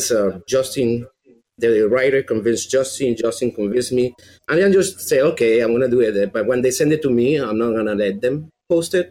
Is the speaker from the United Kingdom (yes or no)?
no; Venezuela; accent: Venezuelan; English is a second language; But every time I say that I'm from Venezuela, they hear Minnesota with this accent.